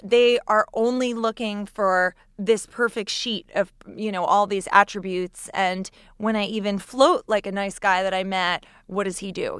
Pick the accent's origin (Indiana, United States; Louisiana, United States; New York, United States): New York, United States; I'm from New York